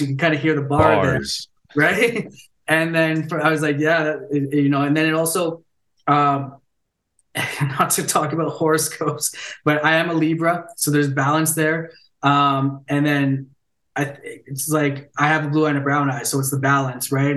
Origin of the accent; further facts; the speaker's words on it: Ontario, Canada; moved away as an adult; also born or lived in Vancouver; I was born and raised in Ontario, moved out west, and then I'm back in Ontario